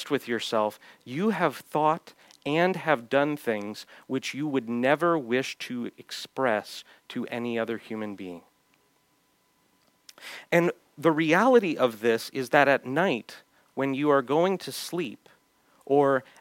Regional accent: United States; as American Christians

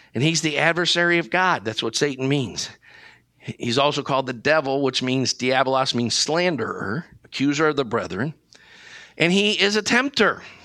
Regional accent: Brecksville, Ohio, United States; I grew up in Cleveland, Ohio, in a little town called Brecksville

